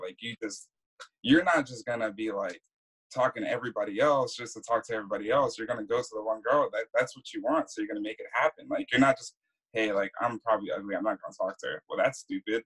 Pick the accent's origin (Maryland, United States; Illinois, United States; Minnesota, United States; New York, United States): Maryland, United States; also born or lived in Virgin Islands; Uh, so I was born in the Virgin Islands. Uh, lived there until I was about like nine or ten. Uh, lived in Maryland. Went to Maryland for about most of my life.